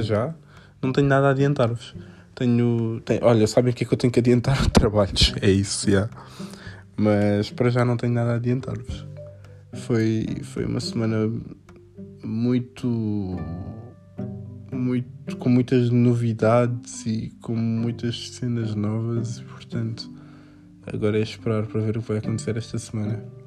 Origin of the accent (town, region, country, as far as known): Portugal